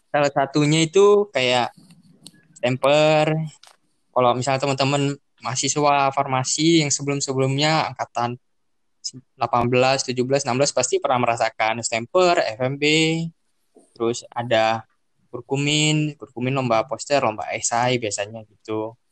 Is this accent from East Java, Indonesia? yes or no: no; Medan, North Sumatra, Indonesia; Saya berasal dari Medan.